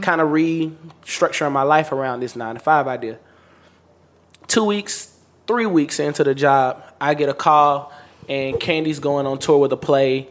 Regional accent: Meridian, Mississippi, United States; I grew up in Meridian, Mississippi

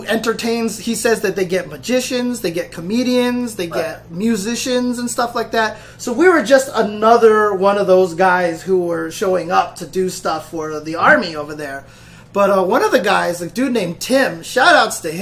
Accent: United States; we're from America

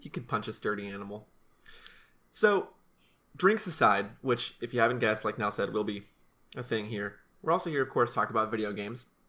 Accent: Salem, Oregon, United States; we flew through Salem, which is my hometown. We flew over my house, we flew over my high school

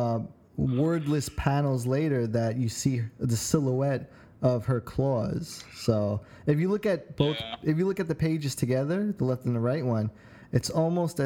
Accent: New York City, New York, United States; growing up in New York City

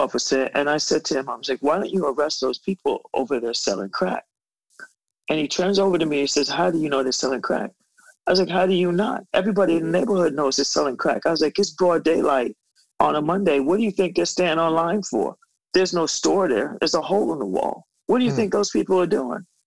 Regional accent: New York City, New York, United States; I grew up in Bed-Stuy, do or die, as we used to call it.

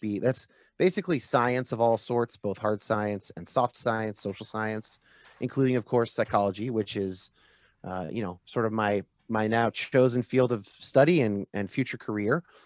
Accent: Northern California, United States; I was raised what I like to call kinda like moderate California evangelical

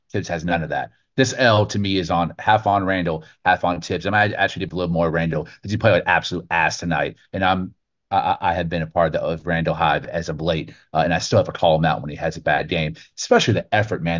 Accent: Texas, United States; I'm not even born and bred in New York. I'm I'm first generation Texan

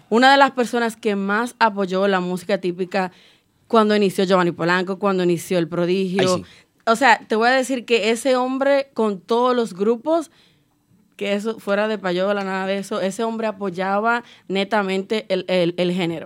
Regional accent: Cibao, Dominican Republic; Yo soy cibaeña 100%

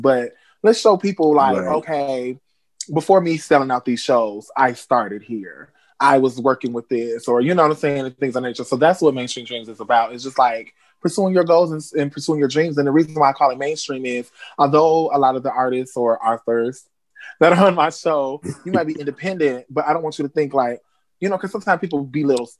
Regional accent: Robbins, Illinois, United States; also born or lived in Racine, Wisconsin; I am from Racing, Wisconsin. That's where I was born, but I'm from a small town, a village called Robbins, Illinois. So that's where I'm from. Born and raised. Well, raised

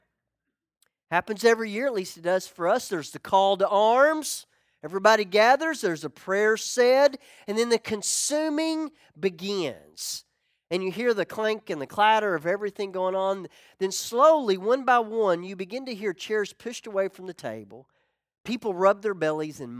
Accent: Ozark, Arkansas, United States; moved away as an adult; My best friend growing up, we called him George III. It was George McRoy III. George and I, we got in a lot of trouble. We always did, but we grew up together. I remember going back to Ozark, Arkansas

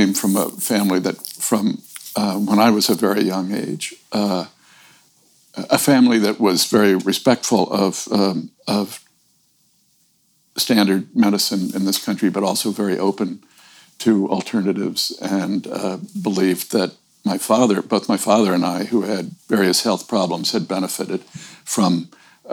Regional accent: Gulf Coast of Florida, United States; growing up on the Gulf Coast of Florida, really on the coast

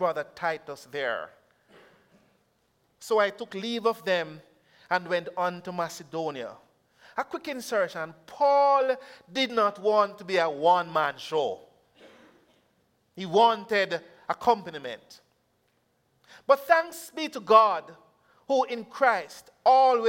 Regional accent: Jamaica; I'm from Jamaica

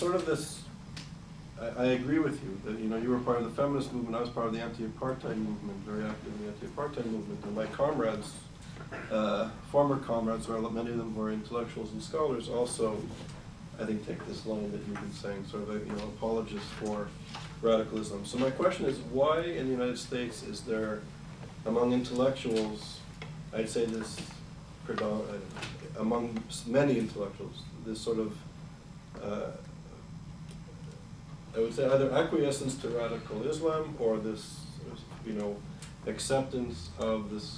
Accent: Montreal, Quebec, Canada; moved away; I'm originally from Montreal, and I was very proud to be Canadian.

